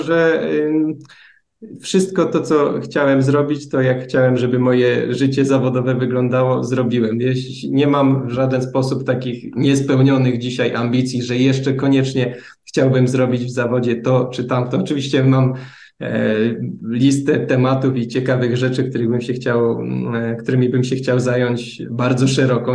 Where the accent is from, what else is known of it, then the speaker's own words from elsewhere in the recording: Bielsko-Biała, Silesian Voivodeship, Poland; pochodzę z Bielska